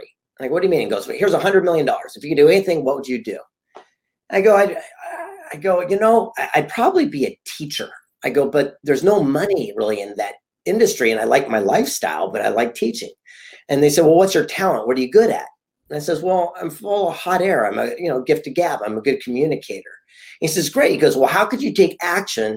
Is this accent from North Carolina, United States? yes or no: no; San Diego, California, United States; I grew up a yuppie kid here on the beach in Southern California in San Diego